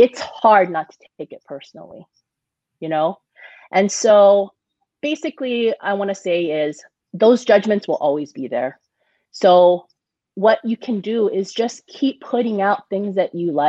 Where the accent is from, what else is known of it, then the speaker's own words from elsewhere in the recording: Hawaii, United States; also born or lived in San Diego; now in Las Vegas, United States; growing up in Hawaii, it was my first job